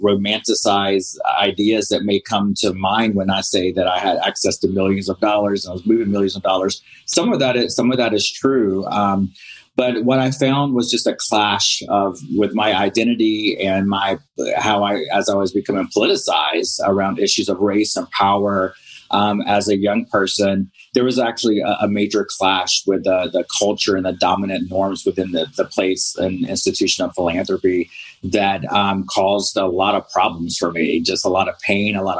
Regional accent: North Carolina, United States; also born or lived in Robeson County, North Carolina; I am originally from North Carolina

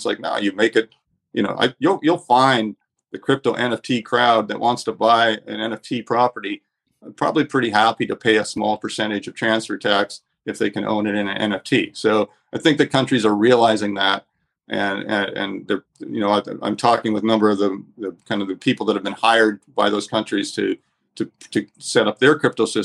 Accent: Canada; now in Panama/Nicaragua; I'm I'm a Canadian citizen, but I, I haven't been in Canada for a number of years.

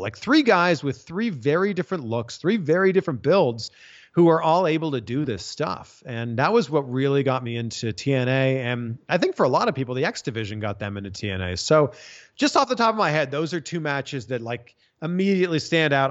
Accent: Canada; growing up in Canada, a lot of hockey on TV

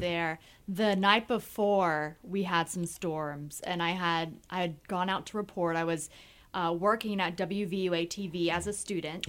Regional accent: Marietta, Georgia, United States; moved away as an adult; now in Central Pennsylvania, United States; I grew up in Marietta, Georgia

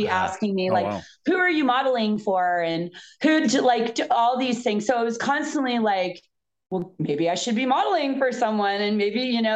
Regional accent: Fort Lauderdale, Florida, United States; also born or lived in East Coast; now in California, United States; I grew up in Fort Lauderdale in the 80s.

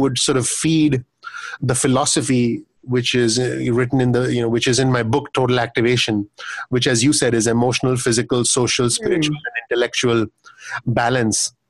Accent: India; now in United States; having lived, living and growing up in India

